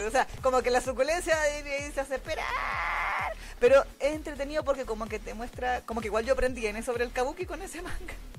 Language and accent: Spanish; Chile; now in Santiago, Chile; soy de Chile